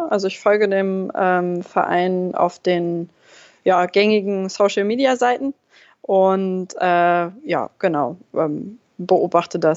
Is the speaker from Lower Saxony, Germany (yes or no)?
yes; Braunschweig, Lower Saxony, Germany; Ich komme ursprünglich aus Braunschweig.